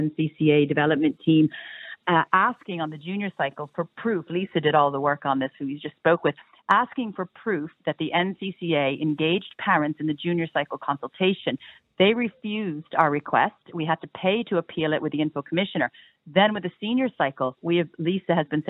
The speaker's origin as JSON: {"language": "English", "country": "United States", "moved": "yes", "lives_now": "Ireland", "said": "brought in from my home country, America"}